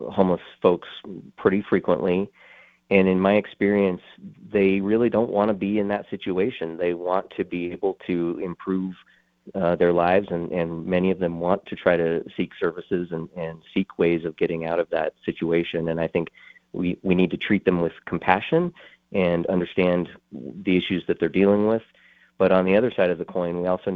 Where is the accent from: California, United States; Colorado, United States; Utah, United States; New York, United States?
Colorado, United States; Colorado Springs; I'm a native of Colorado Springs. I've been here in this community my entire life. I grew up in the Black Forest area.